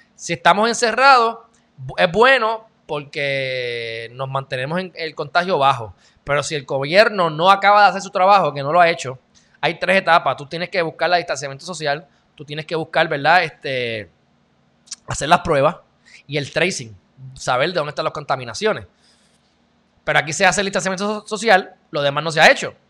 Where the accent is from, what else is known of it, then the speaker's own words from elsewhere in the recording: Puerto Rico; yo soy más puertorriqueño que los puertorriqueños